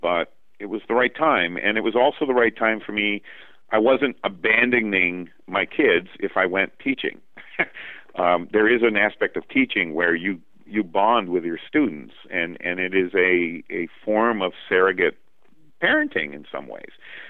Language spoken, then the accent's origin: English; Vermont, United States; my home state, in Vermont, you know? I want to stay in Vermont. I like it here. My roots are here.